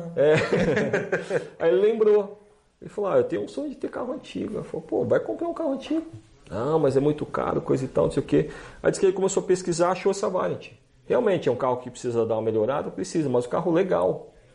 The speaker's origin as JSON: {"language": "Portuguese", "country": "Brazil", "said": "eu sou do Brasil"}